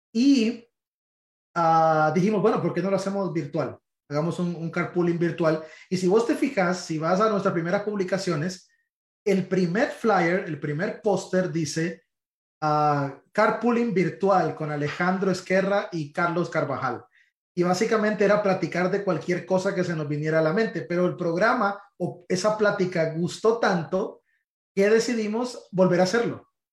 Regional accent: Honduras; moved away as an adult; now in Miami, United States; yo soy hondureño

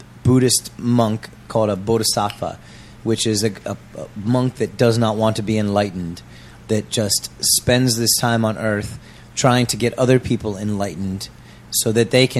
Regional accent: United States; moved away as an adult; now in Changwon, South Korea; CVG, CGV airport from my hometown

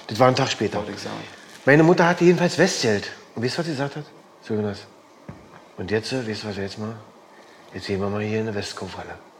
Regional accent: Berlin, Germany; Biseestraße, Weißensee.

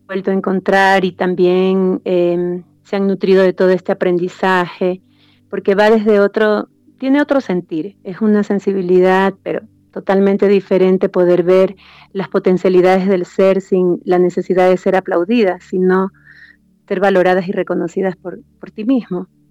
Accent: Esmeraldas, Ecuador; now in Quito, Ecuador; yo soy de la costa, soy de la tierra acá del, del calor, donde se comen los mariscos

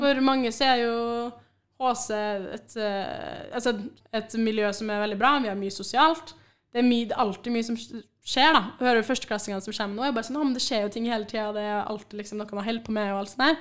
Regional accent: Trondheim, Trøndelag, Norway; jeg har vært hjemme på Byåsen hele uka.

